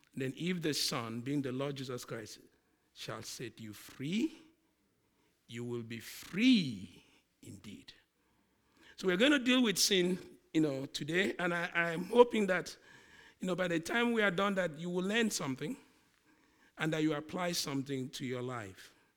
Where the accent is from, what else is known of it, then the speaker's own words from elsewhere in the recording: Nigeria; accent: Nigerian; my accent, the Nigerian one, comes on.